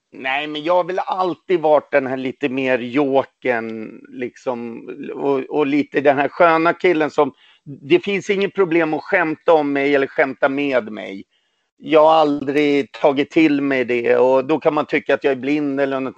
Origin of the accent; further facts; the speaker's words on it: Sweden; also born or lived in Poland; Jag är ju född i Polen, kom hit när jag var tre månader gammal